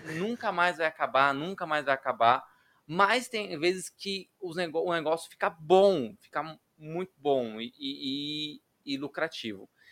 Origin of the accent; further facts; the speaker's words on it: Brasilândia, São Paulo, Brazil; minha família mora em periferia, a gente é da Brasilândia